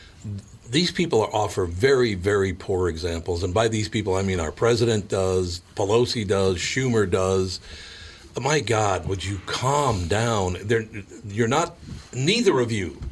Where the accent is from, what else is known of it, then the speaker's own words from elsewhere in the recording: Minneapolis, Minnesota, United States; also born or lived in Long Prairie, Minnesota; I grew up in North Minneapolis